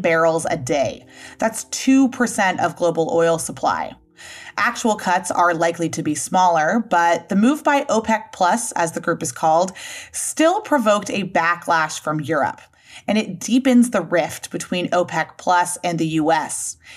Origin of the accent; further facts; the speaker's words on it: San Francisco, California, United States; my hometown of San Francisco